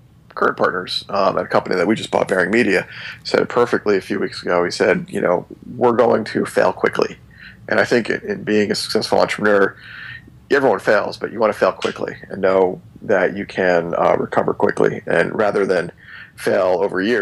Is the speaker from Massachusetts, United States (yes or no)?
no; New Jersey, United States; I'm from New Jersey